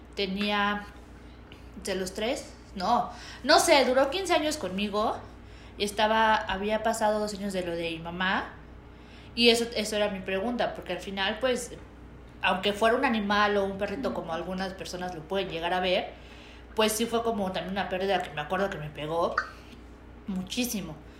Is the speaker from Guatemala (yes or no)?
no; Mexico; los mexicanos somos muy eh, fiesteros